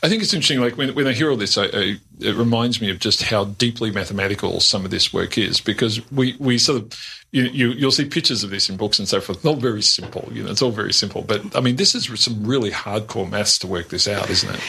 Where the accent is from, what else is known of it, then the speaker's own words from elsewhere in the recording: Australia; I'm a bogan from the Western Suburbs.